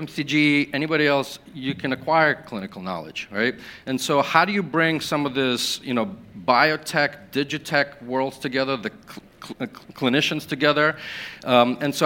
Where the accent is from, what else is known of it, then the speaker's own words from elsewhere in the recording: Ukraine; I was born in Ukraine